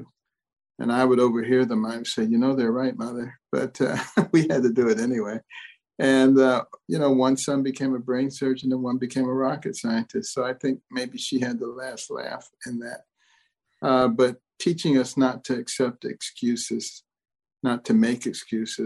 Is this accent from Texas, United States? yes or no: no; Detroit, Michigan, United States; also born or lived in Boston; I grew up in Detroit and partly in Boston